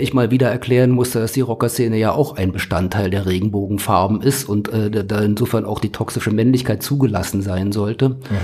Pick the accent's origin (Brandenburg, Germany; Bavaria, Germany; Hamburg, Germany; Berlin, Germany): Berlin, Germany; moved away; Also ich bin gebürtige Berliner